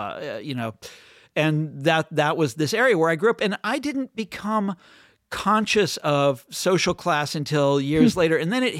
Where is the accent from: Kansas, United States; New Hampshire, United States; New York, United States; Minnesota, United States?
Kansas, United States; Johnson County; also born or lived in Chicago, Illinois; now in Washington, D.C., United States; basically that's where I grew up. Yeah, Johnson County, Kansas.